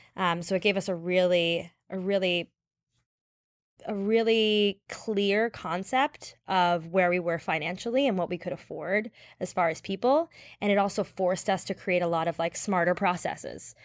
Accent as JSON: {"language": "English", "town": "Toronto", "region": "Ontario", "country": "Canada", "tie": "born or raised there", "said": "I'm from Canada. Um, I was born and raised in Toronto."}